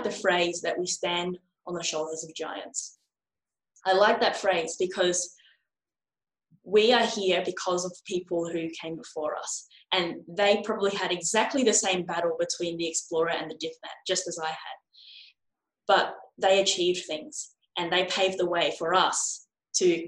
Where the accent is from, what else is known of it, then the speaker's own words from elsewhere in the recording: Australia; my hometown and across Australia